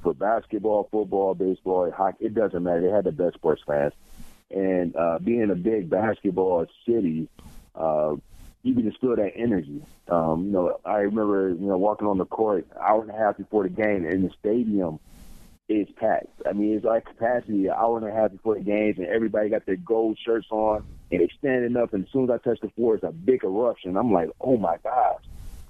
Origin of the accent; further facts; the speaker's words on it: Michigan, United States; moved away; I'm back home in Michigan in front of my hometown fans